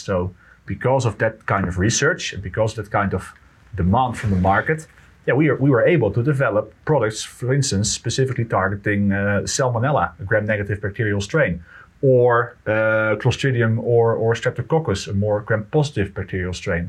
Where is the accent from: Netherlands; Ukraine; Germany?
Netherlands; I'm from the Netherlands